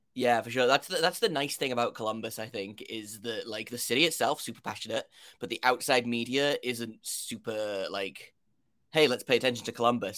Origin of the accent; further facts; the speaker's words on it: United Kingdom; if you can't tell by my accent, I, uh, am from the United Kingdom.